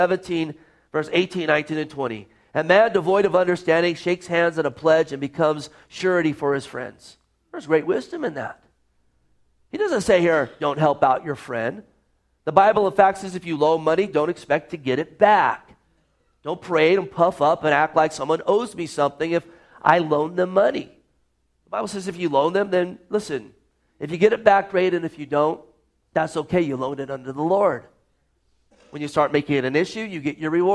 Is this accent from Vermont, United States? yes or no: no; Gilroy, California, United States; moved away; I grew up in Gilroy, California